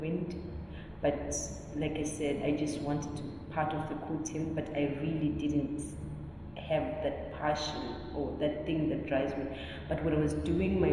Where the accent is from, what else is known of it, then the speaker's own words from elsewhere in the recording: Zimbabwe; moved away as an adult; now in South Africa; I'm a proud Zimbabwean, born and raised in Zimbabwe